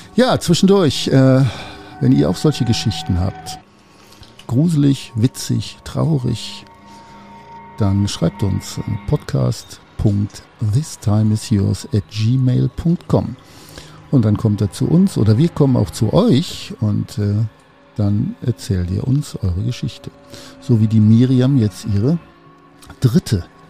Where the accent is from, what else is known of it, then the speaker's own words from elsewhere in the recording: Cologne, North Rhine-Westphalia, Germany; ich komme aus Köln, ich bin in Köln geboren